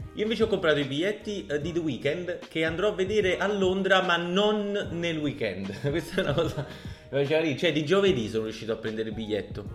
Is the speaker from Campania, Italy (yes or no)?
yes; Naples, Campania, Italy; sono napoletano